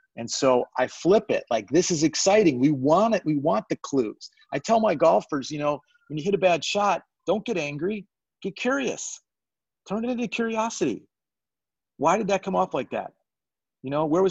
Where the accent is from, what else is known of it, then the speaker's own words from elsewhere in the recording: Chicago, Illinois, United States; I grew up in Chicago